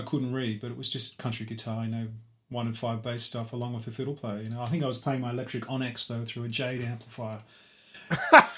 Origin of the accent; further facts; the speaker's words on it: Mudgee, New South Wales, Australia; moved away as an adult; also born or lived in Coffs Harbour / Armidale; now in London, United Kingdom; pretty much grew up from the age of nine in a little country, beautiful country town in Australia called Mudgee, which is in the New South Wales.